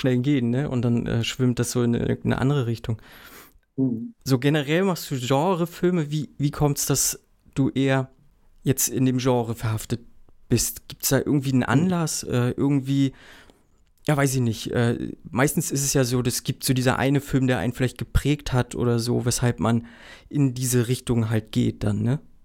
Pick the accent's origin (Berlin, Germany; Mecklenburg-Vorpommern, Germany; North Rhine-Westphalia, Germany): Mecklenburg-Vorpommern, Germany; Ich komme ja aus Mecklenburg-Vorpommern